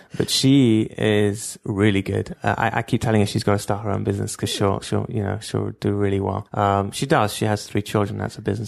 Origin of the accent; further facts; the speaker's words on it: London, United Kingdom; moved away as an adult; now in Israel; I grew up in Stamford Hill